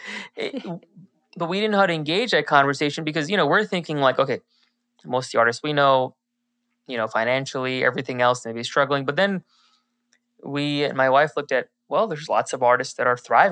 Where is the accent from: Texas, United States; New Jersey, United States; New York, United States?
New Jersey, United States; now in Orlando, United States; I was born in New Jersey. Patients think I'm not from America, but I am from America. I was born in New Jersey